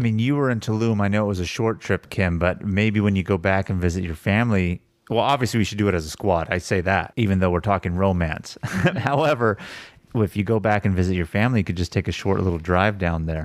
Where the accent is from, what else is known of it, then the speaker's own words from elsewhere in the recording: United States; being American